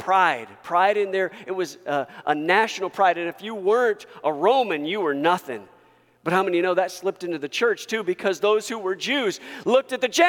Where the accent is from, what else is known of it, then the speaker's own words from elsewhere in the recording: United States; I am first a Christian before I'm an American